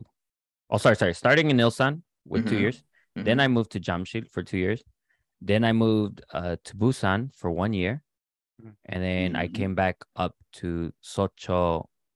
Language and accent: English; Arizona, United States; moved away as an adult; now in South Korea; I'm from Arizona in the U.S.